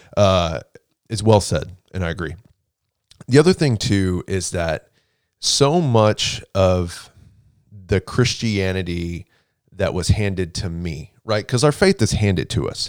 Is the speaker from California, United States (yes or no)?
no; Houston, Texas, United States; also born or lived in Waco, Texas; I'm from Houston, born and raised in Houston